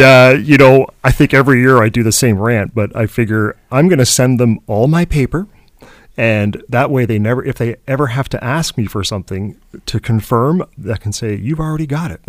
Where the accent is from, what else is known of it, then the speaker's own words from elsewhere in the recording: Canada; as Canadian